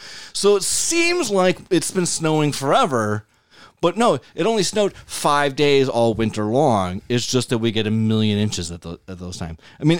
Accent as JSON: {"language": "English", "town": "Buffalo", "region": "New York", "country": "United States", "also_born_or_lived": "Burtonsville, Maryland", "said": "I'm from Buffalo."}